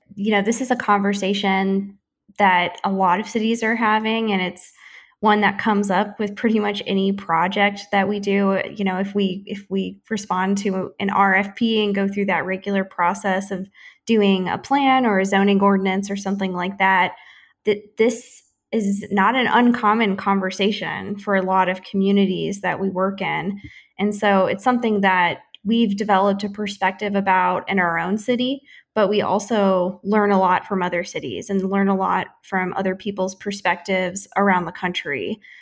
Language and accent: English; St. Louis, Missouri, United States; now in Kansas City, United States; I am a Missouri native. I grew up in the Saint Louis metro on the other side of the state